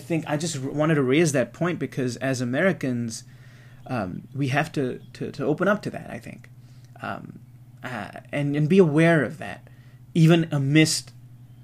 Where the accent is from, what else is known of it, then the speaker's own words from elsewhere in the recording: Singapore; growing up in Singapore, that's so small